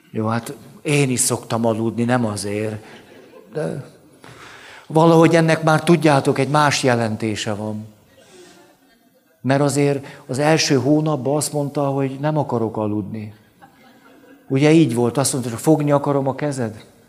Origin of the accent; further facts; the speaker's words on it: Budapest, Hungary; relatív elhanyagoltságban nőttem föl, tehát a park, a városmajor, a vérmező, ott, úgy ott szocializálódtam